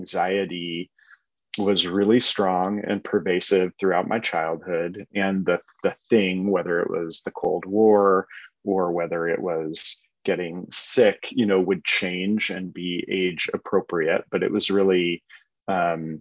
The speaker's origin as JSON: {"language": "English", "town": "Berkeley", "region": "California", "country": "United States", "tie": "born or raised there", "said": "I grew up here in Berkeley"}